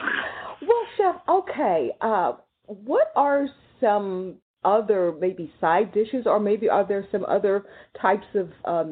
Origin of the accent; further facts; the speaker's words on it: Texas, United States; I grew up in Texas where I have relatives who hunt deer and rabbit